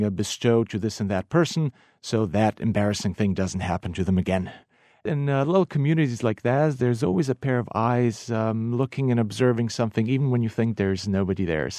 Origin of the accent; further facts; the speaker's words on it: Rab, Primorje-Gorski Kotar County, Croatia; now in -; Well, that would be, of course, from my hometown in Rab.